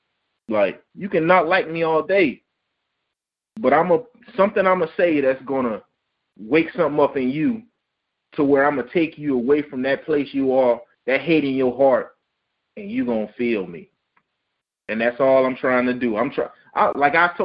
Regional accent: Hemingway, South Carolina, United States; also born or lived in Clemson, South Carolina; I'm from Hemingway, you know that. I'm from Donley, man, originally

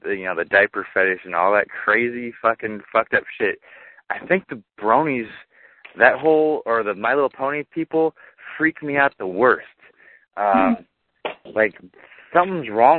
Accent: California, United States; moved away as an adult; now in Tennessee, United States; When I moved to Tennessee, you know, because I'm from California, like, my whole life, and I moved out here

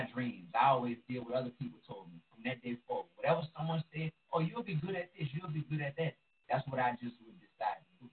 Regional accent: New Orleans, Louisiana, United States; from New Orleans, like me

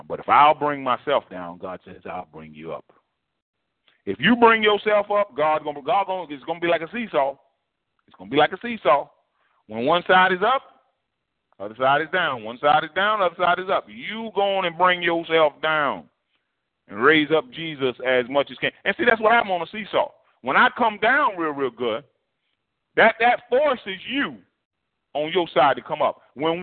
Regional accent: United States; as African-Americans, you know, we kind of have that a similar history and a common lineage

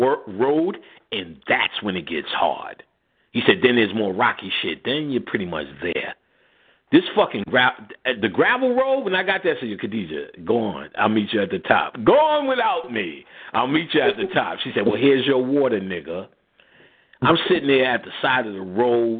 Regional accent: New York City, New York, United States; also born or lived in Jersey City, New Jersey; I'm from Queensbridge. I'm from the projects.

